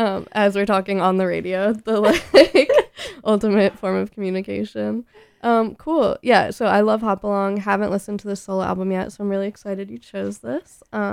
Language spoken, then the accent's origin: English; Philly area, New Jersey, United States; She's from New Jersey, Philly area, just like me